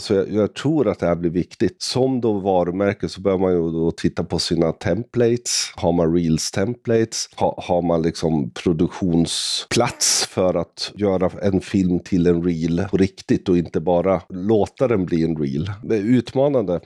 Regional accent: Sweden; Jag är svensk, jag är 50 år

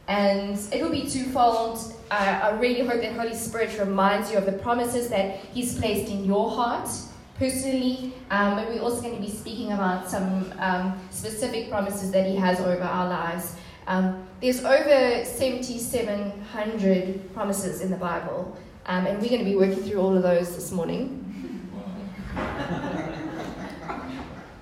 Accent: Port Elizabeth, Eastern Cape, South Africa; I'm originally from Port Elizabeth

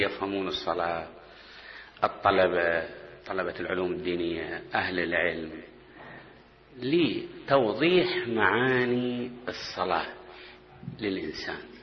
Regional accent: Basra Governorate, Iraq; moved away; عندنا بالبصرة

